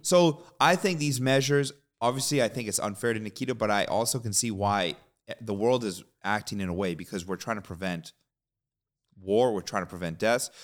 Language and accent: English; Canada; We're Canadian